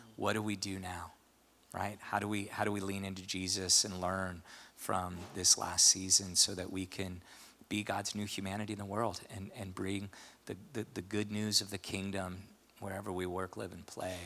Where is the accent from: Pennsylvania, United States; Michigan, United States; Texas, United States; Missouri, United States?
Missouri, United States; St. Louis; moved away; I grew up in St. Louis